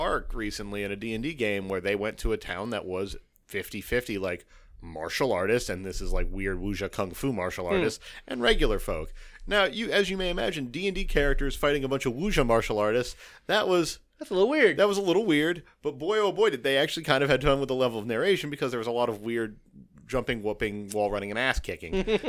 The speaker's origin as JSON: {"language": "English", "country": "United States", "said": "I'm an American. I live it."}